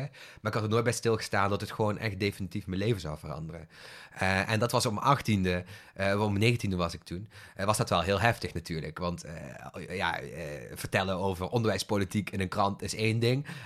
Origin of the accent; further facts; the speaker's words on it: Bilzen, Flanders, Belgium; moved away; toen ik opgroeide in het Belgisch platteland. Het was een klein dorpje, Bilzen